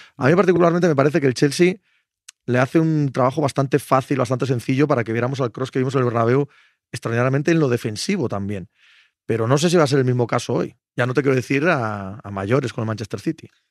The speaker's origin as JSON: {"language": "Spanish", "town": "Cangas de Narcea", "region": "Asturias", "country": "Spain", "tie": "born or raised there", "said": "en mi pueblo, Cangas de Narcea"}